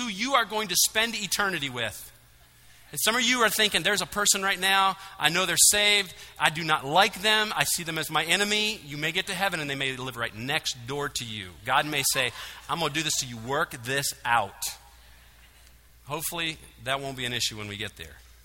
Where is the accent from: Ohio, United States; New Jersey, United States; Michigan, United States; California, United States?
Michigan, United States; now in Georgia, United States; I'm from Michigan